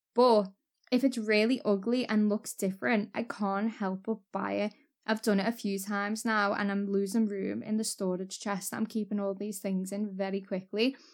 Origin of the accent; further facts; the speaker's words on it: Waterloo, North West England, United Kingdom; I'm from Waterloo, which is North Liverpool